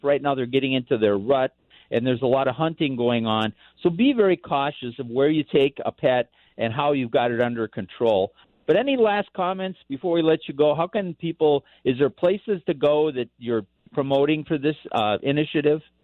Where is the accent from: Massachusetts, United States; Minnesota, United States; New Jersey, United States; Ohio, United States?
Minnesota, United States; Bob Dylan's hometown; now in Colorado, United States; Very well known man from my hometown